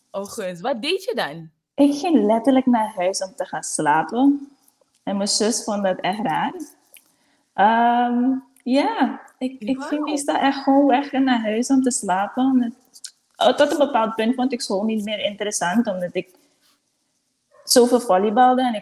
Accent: Suriname; Um, um, Jack in het zo zo'n beetje. Concordia Laan, zo'n beetje. Een beetje hier en daar en overal.

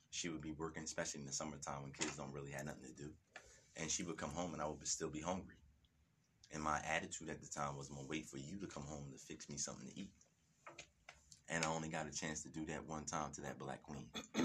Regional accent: Canada; I got caught up in the street, you know what I'm saying? You know, born and raised in Canada, you know what I mean?

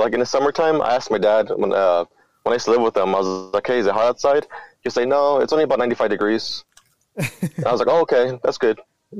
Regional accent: Bakersfield, California, United States; I was born and raised in Bakersfield.

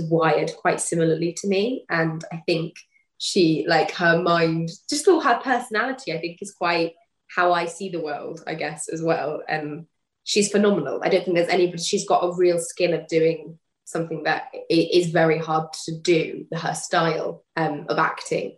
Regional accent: United Kingdom; I'm like the definition of British

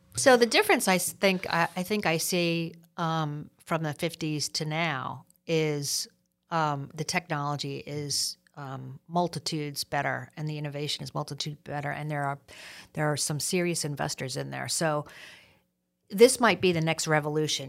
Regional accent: New York City, New York, United States; growing up in New York City

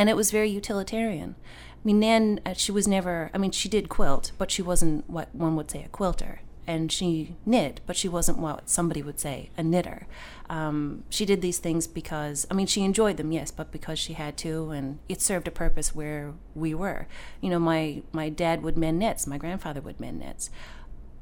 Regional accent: Bell Island, Newfoundland and Labrador, Canada; now in St. John's, Canada; growing up on Belle Island, I grew up with my grandparents

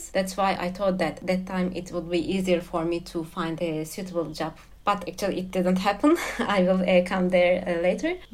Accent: Turkey; moved away as an adult; also born or lived in Ankara, Turkey / Lausanne, Switzerland; now in Berlin, Germany; I'm originally from Turkey and uh, I live in Berlin uh, for more than one year.

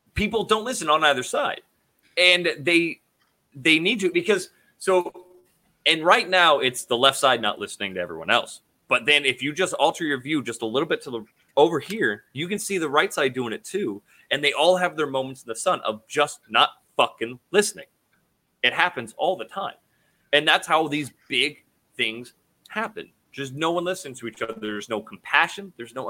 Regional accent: Idaho, United States; I grew up in Idaho, 90% white.

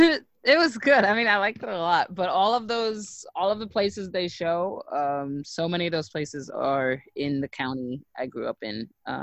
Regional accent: East Coast, United States; I mean, I'm biased. I'm from the East Coast.

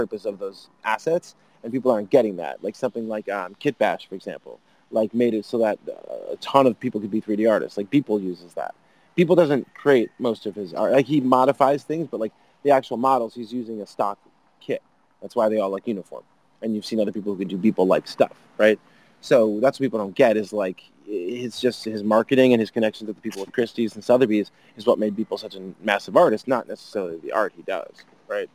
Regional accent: United States; I'm such an American

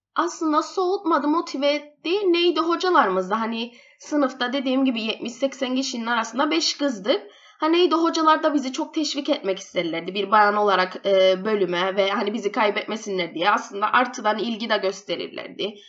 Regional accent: Cyprus; moved away as an adult; also born or lived in England; doktoram bitirdim biyomedikal üstüne İngiltere'de ve Kıbrıs'a yeni dönüş yaptım.

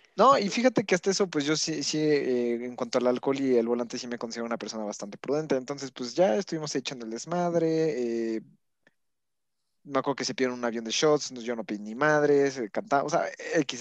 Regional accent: Puebla, Mexico; siendo poblano

